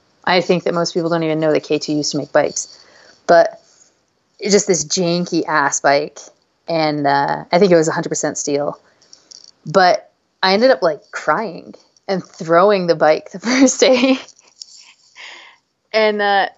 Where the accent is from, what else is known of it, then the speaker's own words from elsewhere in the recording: Payson, Utah, United States; I grew up in Utah And I had mountain bikes all through my childhood. You know, like we didn't call it mountain biking, but I grew up at the base of Mount Nebo, right below the Nebo Loop in Payson.